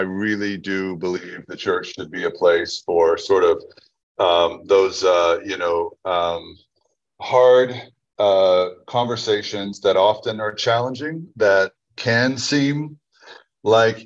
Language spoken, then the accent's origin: English; Red Lick, Texas, United States; my upbringing in Red Lick, Texas